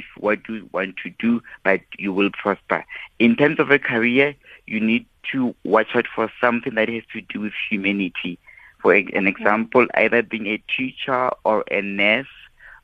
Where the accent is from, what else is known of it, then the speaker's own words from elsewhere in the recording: Mabopane, Gauteng, South Africa; from my hometown